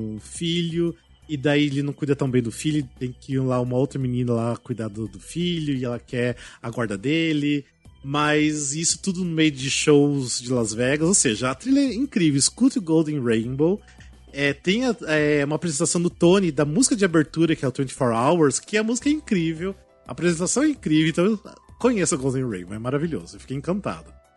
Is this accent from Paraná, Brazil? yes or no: yes; Cascavel, Paraná, Brazil; moved away; lá da minha cidade, em Cascavel